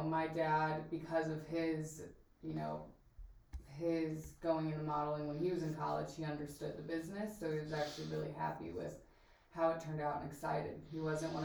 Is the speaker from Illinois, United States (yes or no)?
yes; Peoria, Illinois, United States; I grew up in Peoria, Illinois, which is 2.5 hours south of Chicago